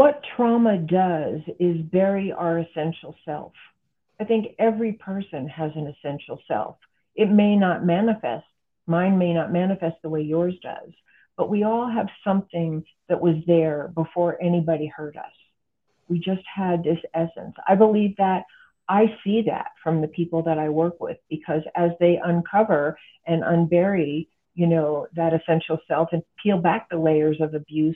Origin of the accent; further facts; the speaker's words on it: United States; I'm an American and this is the culture that I'm familiar